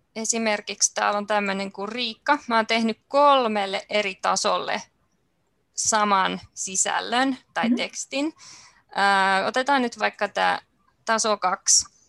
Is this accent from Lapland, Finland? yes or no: no; Helsinki, Uusimaa, Finland; Mä olen ihan helsinkiläinen